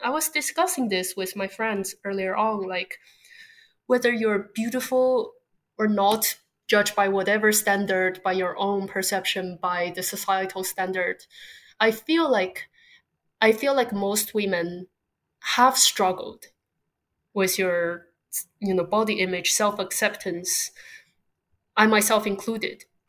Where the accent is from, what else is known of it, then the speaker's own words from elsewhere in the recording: Beijing, China; moved away as an adult; also born or lived in Southern California, United States / East Coast, United States; now in London, United Kingdom; I grew up in Beijing, China, before moving to America for undergraduate school in Southern California